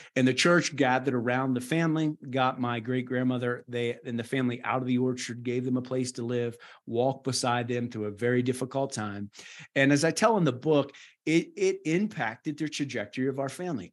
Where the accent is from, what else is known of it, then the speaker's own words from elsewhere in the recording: Wallyford, West Virginia, United States; moved away as an adult; also born or lived in Burkina Faso / Madagascar; now in Nairobi, Kenya; born and raised in Wally Ford, West Virginia